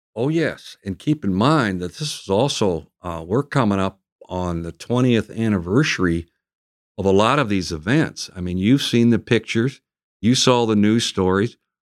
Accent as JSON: {"language": "English", "area": "area outside the Twin Cities", "region": "Minnesota", "country": "United States", "tie": "born or raised there", "moved": "yes", "said": "I grew up until about the age I went to college in an uh, area outside of uh, the Twin Cities"}